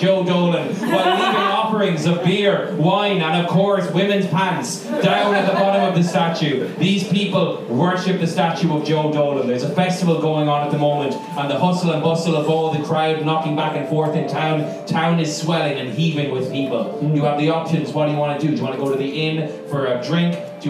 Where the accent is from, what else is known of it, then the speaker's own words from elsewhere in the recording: Mullingar, Westmeath, Ireland; He is our god king. We're from Mullingar.